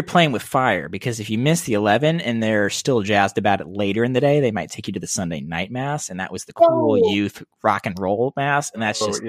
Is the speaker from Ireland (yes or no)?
yes; Ireland; Ireland. Very Irish Catholic.